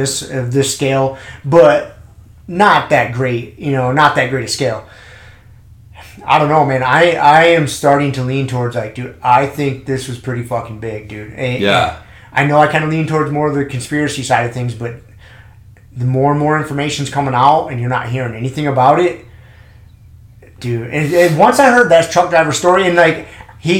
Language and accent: English; United States; I'm an American